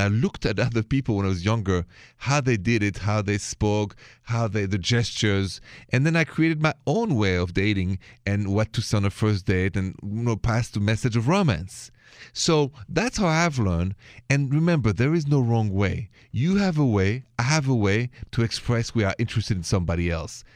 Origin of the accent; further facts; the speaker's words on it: France; accent: French; My accent is French